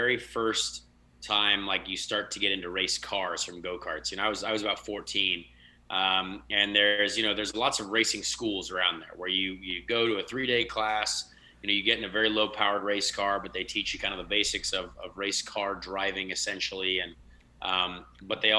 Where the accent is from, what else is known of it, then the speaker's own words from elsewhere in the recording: United States; they just looked at me as an American when I was over there